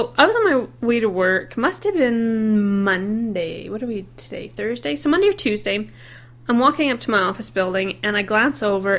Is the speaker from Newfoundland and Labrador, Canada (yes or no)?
no; Okanagan, British Columbia, Canada; I'm from the Okanagan. It's semi-arid desert. They get huge forest fires every year.